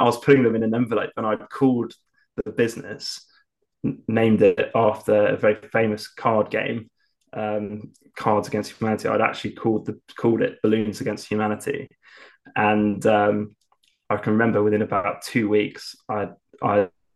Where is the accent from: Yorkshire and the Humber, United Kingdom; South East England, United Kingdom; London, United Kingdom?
South East England, United Kingdom; Lymington; started consulting for a company down in my hometown in Lymington